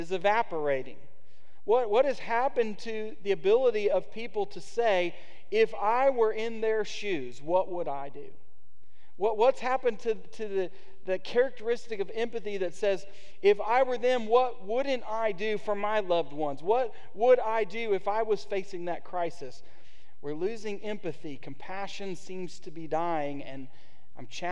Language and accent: English; United States; as an American